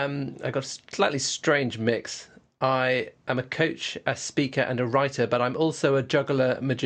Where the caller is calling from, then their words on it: Oxford, South East England, United Kingdom; I'm right in the middle of Oxford. You can probably hear the birds singing outside.